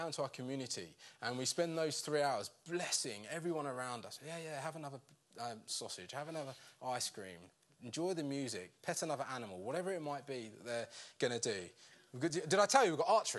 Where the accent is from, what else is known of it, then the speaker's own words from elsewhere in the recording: United Kingdom; we're British